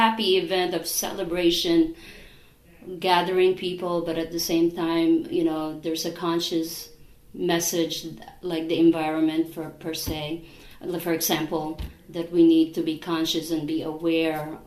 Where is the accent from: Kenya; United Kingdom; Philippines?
Philippines; moved away; I'm from the Philippines